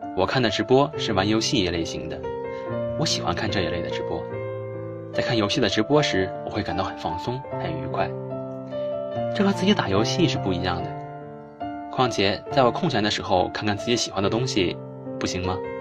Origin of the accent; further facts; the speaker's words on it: Gansu, China; moved away as an adult; 来自甘肃